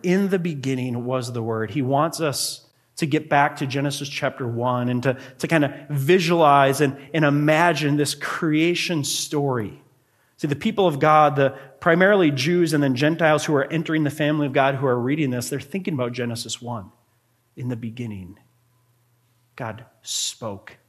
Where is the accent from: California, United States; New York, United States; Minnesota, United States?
Minnesota, United States; Grand Marais; I grew up in Grand Marais, Minnesota